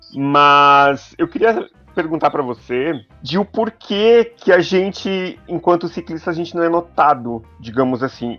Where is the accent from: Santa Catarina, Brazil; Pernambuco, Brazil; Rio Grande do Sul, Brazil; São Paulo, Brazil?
Santa Catarina, Brazil; Joinville; now in Curitiba, Brazil; Eu sou de Joinville, né, que é conhecida como a cidade das bicicletas